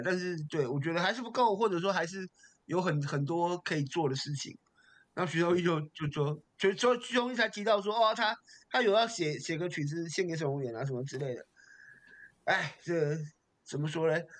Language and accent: Chinese; Taipei, Taiwan; 我台北人